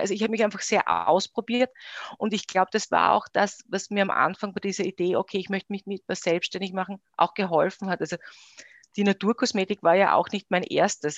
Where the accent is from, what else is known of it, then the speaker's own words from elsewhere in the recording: Styria, Austria; moved away as an adult; also born or lived in Graz / Vienna; now in Eisenstadt, Austria; bin gebürtige Steirerin